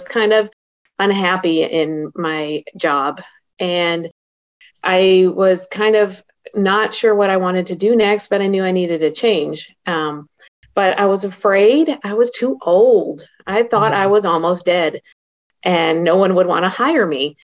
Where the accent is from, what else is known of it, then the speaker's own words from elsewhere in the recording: Kansas City, Missouri, United States; I am from Kansas City, Missouri